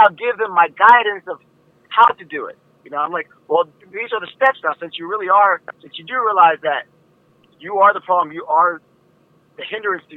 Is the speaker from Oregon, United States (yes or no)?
no; Warren, Ohio, United States; my hometown in Warren, Ohio, and we would just train in my garage